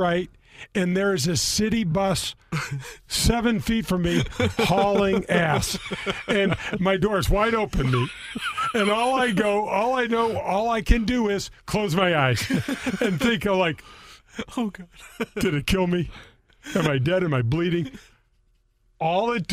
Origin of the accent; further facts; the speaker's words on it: Missouri, United States; I'm from Missouri